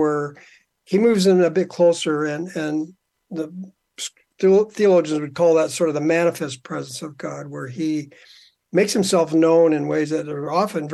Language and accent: English; Southern California, United States; now in Calgary, Canada; I grew up in Southern California. So I'm actually an American, got dual citizenship